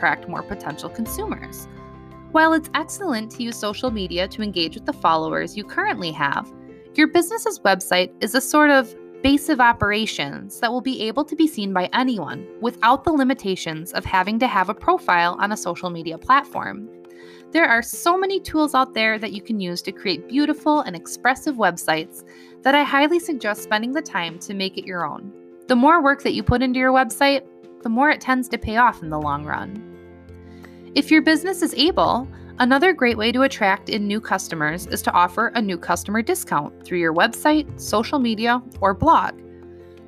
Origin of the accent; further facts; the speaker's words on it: Wisconsin, United States; So in my hometown, I shop at a local grocery store